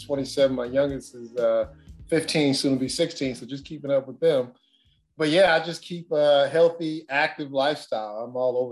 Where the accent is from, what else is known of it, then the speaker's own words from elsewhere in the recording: Los Angeles, California, United States; I grew up in South Central Los Angeles